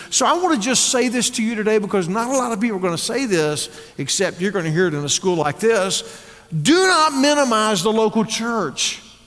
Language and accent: English; Texas, United States; moved away as an adult; now in Northwest Arkansas, United States; I was raised in Texas